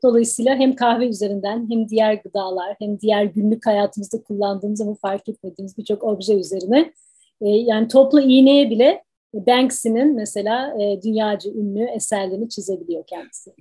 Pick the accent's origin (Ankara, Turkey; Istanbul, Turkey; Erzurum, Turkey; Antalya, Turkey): Ankara, Turkey; moved away as an adult; now in Washington, United States; Ben Türkiye'de Ankara doğumluyum.